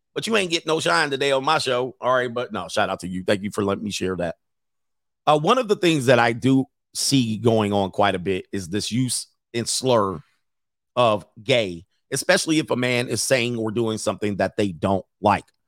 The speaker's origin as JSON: {"language": "English", "region": "West Coast", "country": "United States", "tie": "born or raised there", "said": "I grew up on the West Coast. West Coast"}